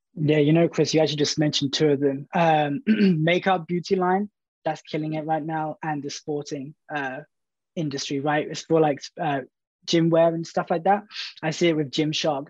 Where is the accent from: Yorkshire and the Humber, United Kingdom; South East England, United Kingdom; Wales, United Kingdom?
South East England, United Kingdom; Brighton; I'm from Brighton, and, uh, I work for a marketing agency called Favorite